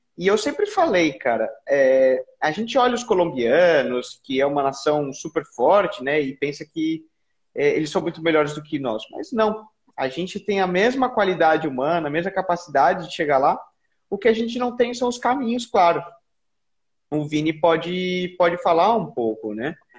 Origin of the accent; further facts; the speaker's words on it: Brazil; nós como brasileiros